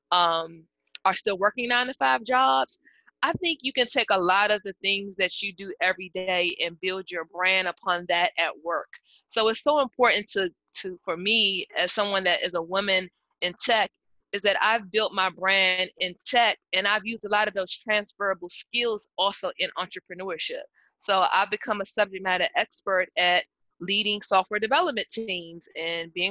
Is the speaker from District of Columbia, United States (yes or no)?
yes; Washington, District of Columbia, United States; I'm from the Washington, D.C. area